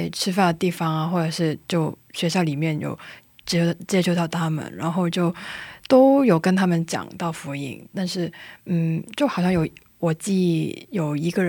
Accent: Hong Kong; now in South Korea; 但我是香港人，

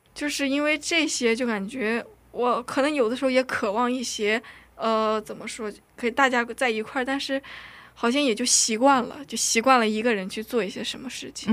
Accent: China; also born or lived in North Korea; now in South Korea; 我虽然是北韩出生，但是我中，我在中国生活了非常多时间，所以对韩语不是特别地熟练

